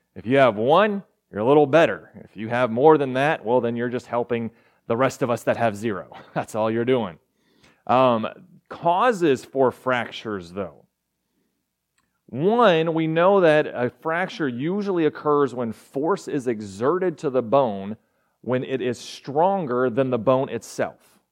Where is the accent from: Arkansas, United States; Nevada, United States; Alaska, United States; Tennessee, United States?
Arkansas, United States; also born or lived in Texas; I was born in Texas, don't remember it, raised in Arkansas, remember that.